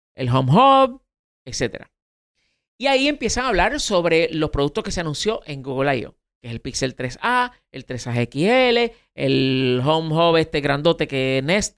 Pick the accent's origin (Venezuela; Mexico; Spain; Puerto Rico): Puerto Rico; en Puerto Rico, eh, pues para algunas cosas somos parte de Estados Unidos